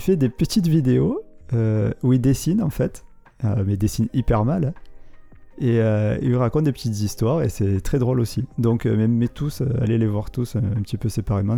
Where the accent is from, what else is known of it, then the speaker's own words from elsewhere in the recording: Marseille, Provence-Alpes-Côte d'Azur, France; il a été tourné dans ma ville natale